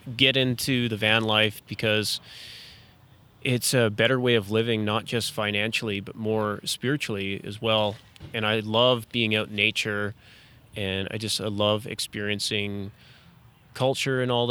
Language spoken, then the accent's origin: English; Tillsonburg, Ontario, Canada; I'm from Southern Ontario, so that's Tillsonburg.